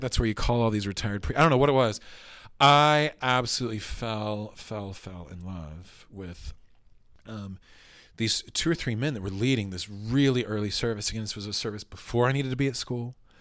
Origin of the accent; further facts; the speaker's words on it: Oklahoma City, Oklahoma, United States; I'm a, an Oklahoma, uh, bred and born Baptist, from, from Oklahoma City. Grew up on Seventeenth Street